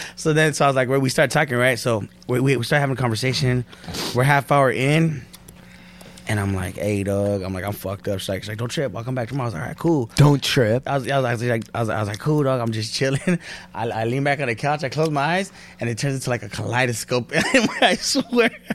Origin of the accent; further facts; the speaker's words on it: Norwalk, California, United States; that's the hood. Born and raised